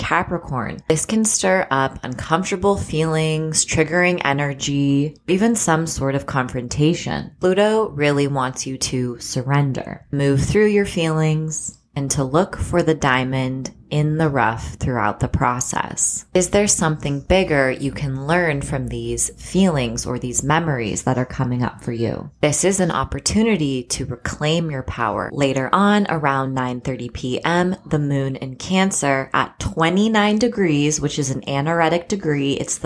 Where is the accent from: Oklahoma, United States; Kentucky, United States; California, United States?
California, United States; I'm from California